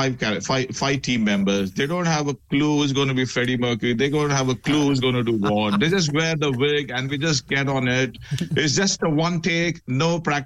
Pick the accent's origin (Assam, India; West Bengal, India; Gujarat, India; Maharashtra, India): Maharashtra, India; Mumbai; now in Bristol, United Kingdom; I come from Bombay